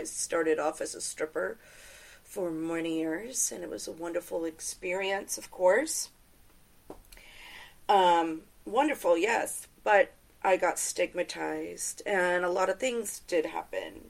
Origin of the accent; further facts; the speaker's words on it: Tampa, Florida, United States; I grew up in Tampa, Florida